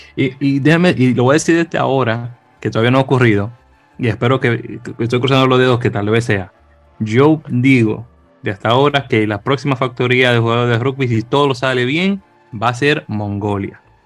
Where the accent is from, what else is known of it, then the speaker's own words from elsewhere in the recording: Dominican Republic; siendo dominicanos